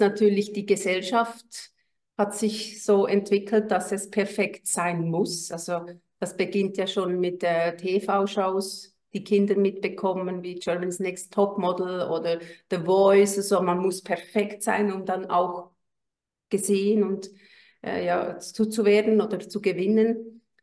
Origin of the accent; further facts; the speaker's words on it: Switzerland; Ich bin aus der Schweiz